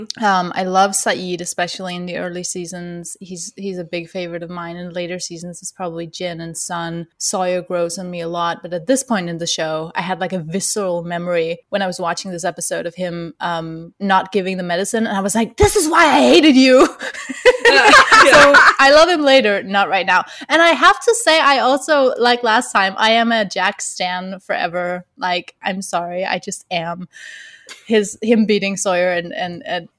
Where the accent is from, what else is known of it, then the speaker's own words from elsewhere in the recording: Denmark; I am from Denmark, which is one part of the reason why you're like, what's her accent?